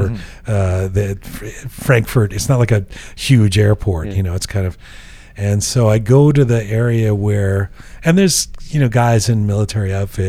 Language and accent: English; Canada; Well, because I'm Canadian, you know.